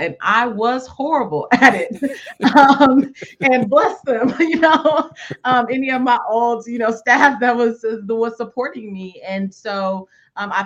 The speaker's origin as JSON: {"language": "English", "region": "California", "country": "United States", "tie": "born or raised there", "said": "I grew up in California"}